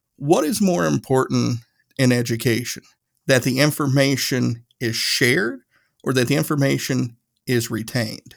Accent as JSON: {"language": "English", "region": "Northeast Tennessee", "country": "United States", "tie": "born or raised there", "said": "I grew up i-, in Northeast Tennessee."}